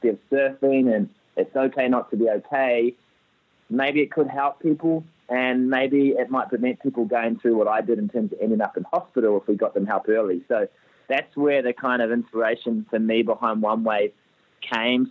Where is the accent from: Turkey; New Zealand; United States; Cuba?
New Zealand; accent: Kiwi; moved away as an adult; now in Australia; I grew up playing footy in New Zealand